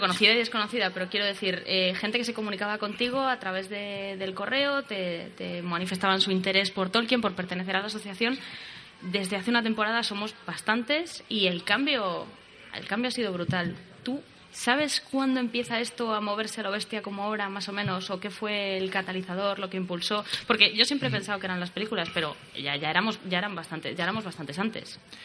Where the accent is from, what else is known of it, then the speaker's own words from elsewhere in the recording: Madrid, Community of Madrid, Spain; yo nací en Madrid en el año 83